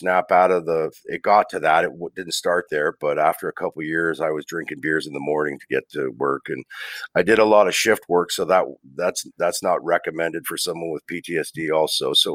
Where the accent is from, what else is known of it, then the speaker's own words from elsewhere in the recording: Hamilton, Ontario, Canada; I'm from Hamilton. My parents are Newfoundlanders. They immigrated here like in the in the 60s and been here since.